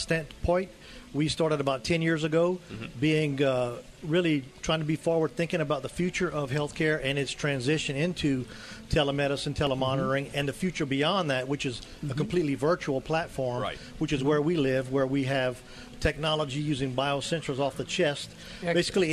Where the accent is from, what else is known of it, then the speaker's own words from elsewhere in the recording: Louisiana, United States; I'm from Louisiana